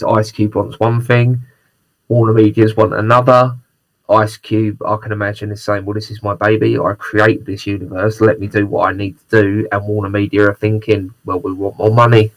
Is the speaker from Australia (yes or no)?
no; United Kingdom; I'm very British